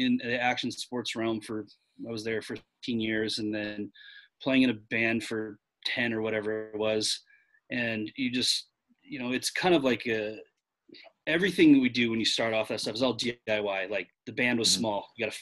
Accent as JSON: {"language": "English", "town": "Fallbrook", "region": "California", "country": "United States", "tie": "born or raised there", "lives_now": "Orange County, United States", "said": "I grew up in Fallbrook."}